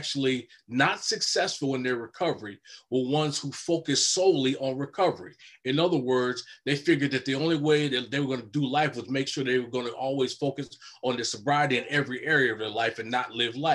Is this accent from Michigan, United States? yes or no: no; Chicago, Illinois, United States; moved away as an adult; now in Minnesota, United States; Originally born and raised in Chicago, now currently lived in Minnesota, where I've lived for over 30 years now